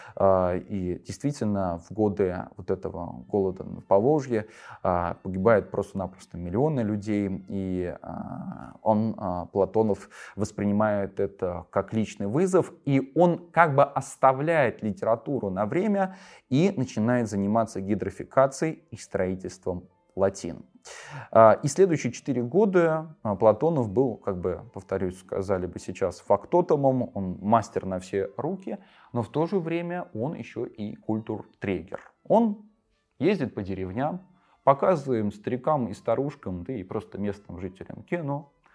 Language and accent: Russian; Volgograd, Volgograd Oblast, Russia; В моем родном городе Волгограде